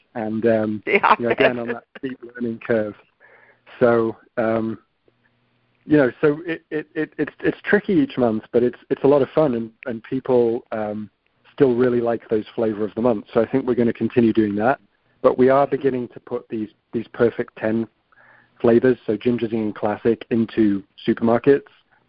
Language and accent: English; Manchester, North West England, United Kingdom; when I grew up in Manchester United in the 90s were the best team, certainly in the UK